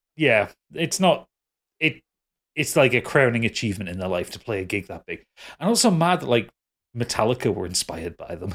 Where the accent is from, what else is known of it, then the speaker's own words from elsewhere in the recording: Newcastle upon Tyne, North East England, United Kingdom; I'm, I'm a Geordie